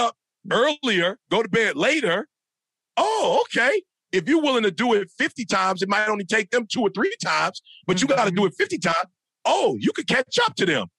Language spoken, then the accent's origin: English; Midwest, United States; I'm from the Midwest, bro. Like, we working in farms. We work at Ford, GM, and Chrysler